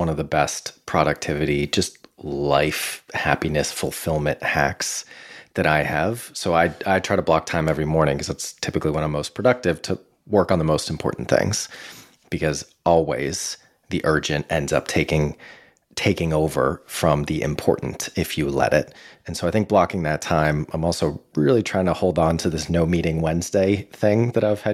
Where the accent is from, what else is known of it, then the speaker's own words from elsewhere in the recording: Boston, Massachusetts, United States; growing up in the Boston area